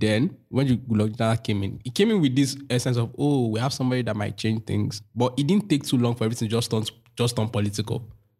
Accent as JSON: {"language": "English", "country": "Nigeria", "said": "that's like a defining part of your life as a Nigerian"}